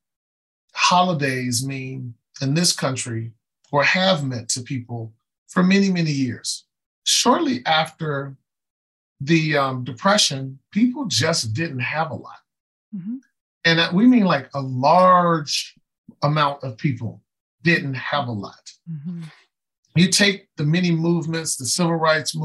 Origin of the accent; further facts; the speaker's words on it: Chicago, Illinois, United States; I grew up on the west side of Chicago